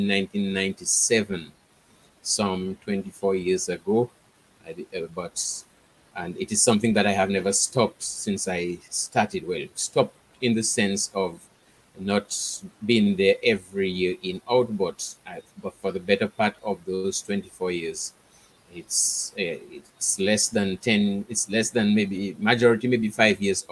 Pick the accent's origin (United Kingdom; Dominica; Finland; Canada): Dominica; moved away as an adult; now in Guadeloupe; I was born and bred in Dominica.